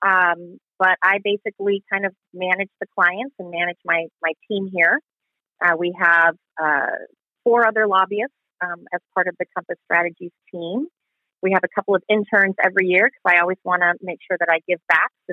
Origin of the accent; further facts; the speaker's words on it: Southern California, United States; moved away as an adult; now in Arizona, United States; I was raised in Southern California